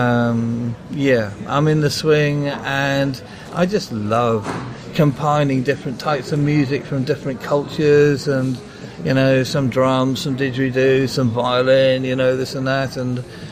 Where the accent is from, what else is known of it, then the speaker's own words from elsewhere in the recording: United Kingdom; moved away; I love my home country